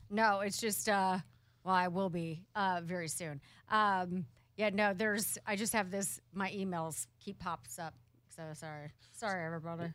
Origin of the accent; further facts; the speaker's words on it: Portland, Oregon, United States; my hometown